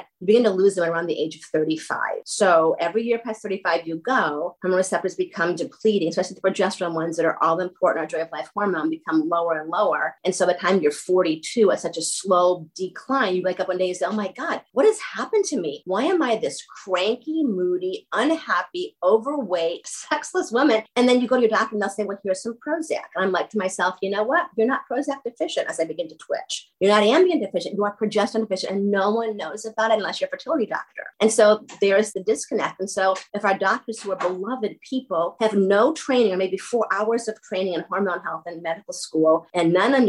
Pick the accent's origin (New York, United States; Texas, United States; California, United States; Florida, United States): New York, United States; now in Ohio, United States; I talk fast. I'm from New York State.